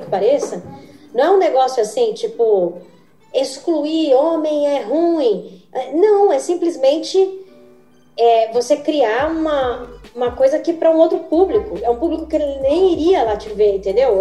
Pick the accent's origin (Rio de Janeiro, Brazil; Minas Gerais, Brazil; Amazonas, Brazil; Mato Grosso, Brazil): Mato Grosso, Brazil; moved away as an adult; also born or lived in São Paulo; eu sou de Mato Grosso, né? Não tinha... A primeira vez que eu assisti uma peça de teatro, eu tinha 21 anos, foi quando eu mudei pra São Paulo